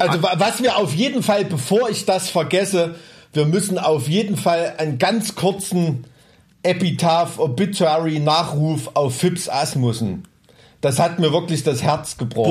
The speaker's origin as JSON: {"language": "German", "region": "East Germany", "country": "Germany", "tie": "born or raised there", "said": "ich bin mit äh, Leuchtstoffröhren aufgewachsen, ne? weißt du, in so einem DDR-Neubau-Plattenbaugebiet"}